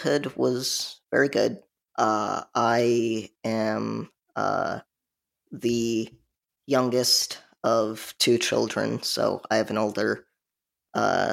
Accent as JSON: {"language": "English", "area": "Chicagoland suburbs", "region": "Illinois", "country": "United States", "moved": "yes", "lives_now": "South Carolina, United States", "said": "I live in South Carolina, but I'm originally from the Chicagoland suburbs."}